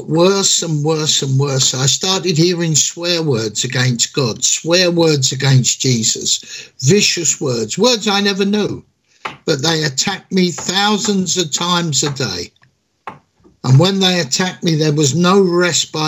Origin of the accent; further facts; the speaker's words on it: London, United Kingdom; also born or lived in Croydon; I was born and bred in London, England, and I pastor a church in Northwest Six